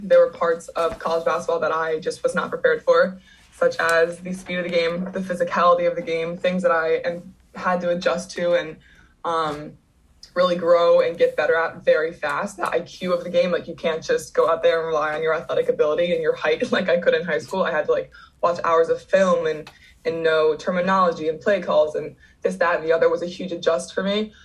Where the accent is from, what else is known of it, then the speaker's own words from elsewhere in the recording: Downingtown, Pennsylvania, United States; I am from Pennsylvania